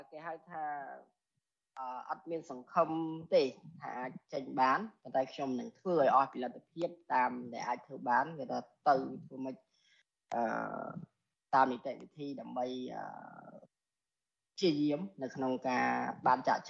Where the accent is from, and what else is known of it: Cambodia; born or raised there